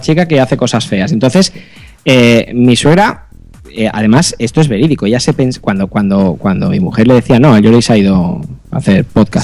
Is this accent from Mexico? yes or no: no; Spain; como soy español